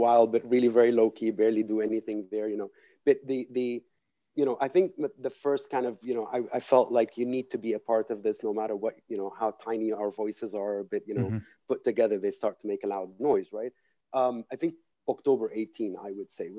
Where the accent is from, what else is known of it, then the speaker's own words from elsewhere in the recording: Lebanon; growing up in Lebanon and, you know, remaining here